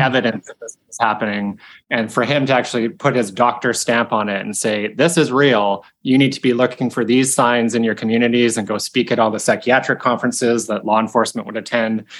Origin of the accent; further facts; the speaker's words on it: Victoria, British Columbia, Canada; I grew up in Victoria